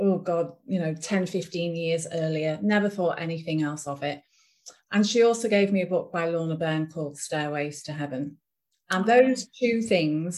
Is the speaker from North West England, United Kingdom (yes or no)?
yes; Ormskirk, North West England, United Kingdom; I'm from England, a small town in the northwest of England called Ormskirk